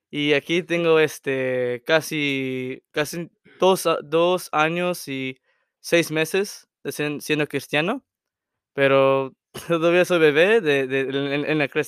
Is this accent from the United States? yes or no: yes; Salina, Texas, United States; yo yo soy desde este, de Salina, Texas. Bueno, Salina, Texas.